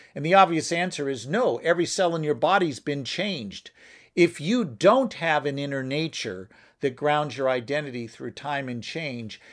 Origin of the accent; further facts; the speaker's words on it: United States; I'm an American